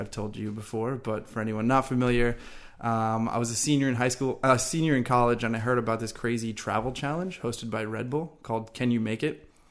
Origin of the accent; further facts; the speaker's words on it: Long Island, New York, United States; moved away as an adult; also born or lived in Florida; I'm originally from Long Island, New York. We actually went to the same high school